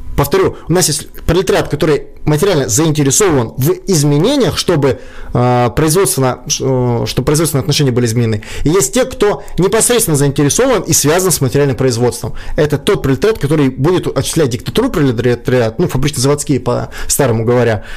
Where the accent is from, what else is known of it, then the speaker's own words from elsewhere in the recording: Kyiv, Ukraine; moved away as an adult; now in Saint Petersburg, Russia; я сам из Украины. Там, я до 20 лет жил в Киеве.